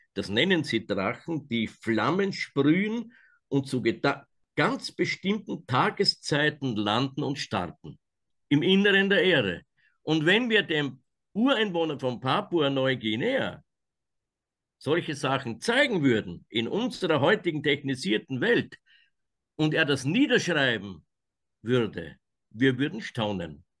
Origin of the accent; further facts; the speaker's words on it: Austria; aus meiner Heimat, dem Nordwald. Das ist ganz oben in Österreich